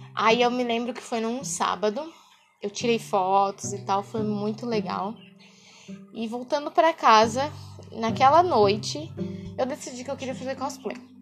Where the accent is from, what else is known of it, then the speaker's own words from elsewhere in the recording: interior of São Paulo, Brazil; eu sou do interior de São Paulo